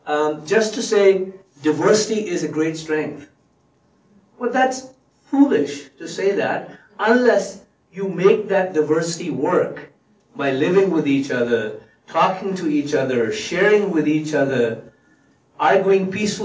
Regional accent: India; I came from India. It's a country sort of below.

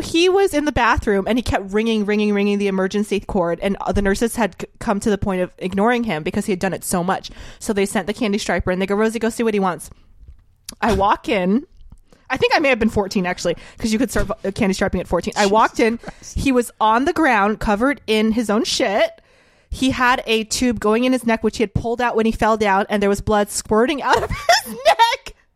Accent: New Orleans, Louisiana, United States; moved away; I grew up in New Orleans

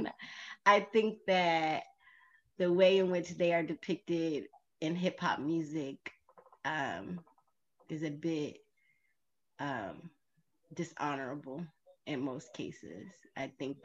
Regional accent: the South, United States; being from the South

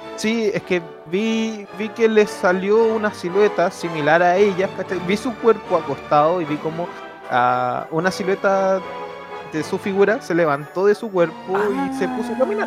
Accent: Santiago, Santiago Metropolitan Region, Chile; also born or lived in San Francisco de Mostazal, Chile; yo nací en Santiago, viví como tres años en un pueblito de la sexta

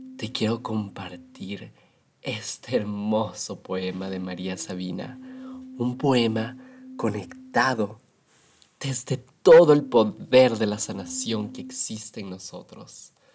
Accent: Ecuador; de donde yo soy en Ecuador

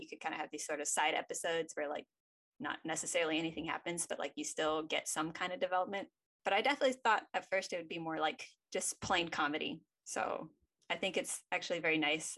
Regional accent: United States; I'm an American girl

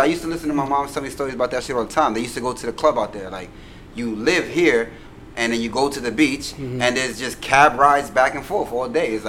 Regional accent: New York City, New York, United States; Yeah, I was born in Harlem.

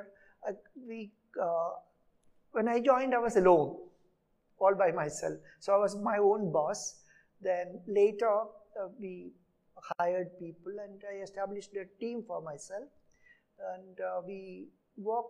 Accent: Travancore, Kerala, India; first language Malayalam; English is a second language; moved away as an adult; also born or lived in Pune; I come from Kerala, a place called Travancore, south of Kerala. The place, I did my first 10 years of schooling in two schools, 1 to 5 in my own village

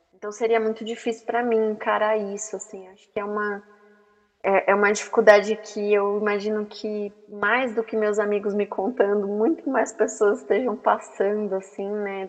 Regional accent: Brazil; nós como brasileiros

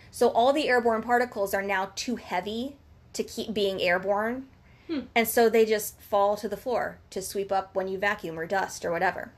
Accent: Southwest Ohio, United States; Dayton, Ohio. Shout out to our hometown.

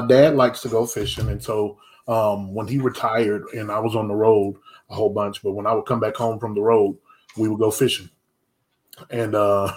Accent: Anderson, South Carolina, United States; now in Irmo, United States; my hometown is LA, which is Lower Anderson. That's not Los Angeles. That's Lower Anderson

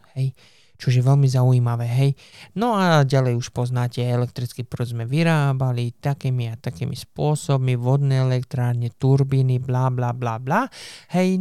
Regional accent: Slovakia; now in England, United Kingdom; keď som bol dieťa na Slovensku

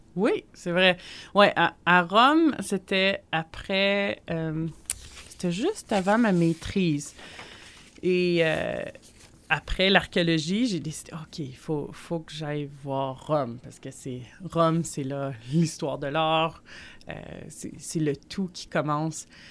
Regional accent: Montreal, Quebec, Canada; also born or lived in Gatineau; je suis née à Montréal

